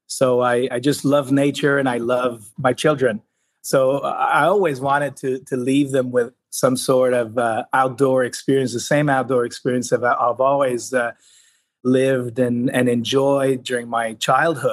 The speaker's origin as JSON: {"language": "English", "region": "Quebec", "country": "Canada", "also_born_or_lived": "Spain", "said": "I come from Quebec, from province of Canada, where water is abundant and associated to energy through our utility here, Hydro-Quebec"}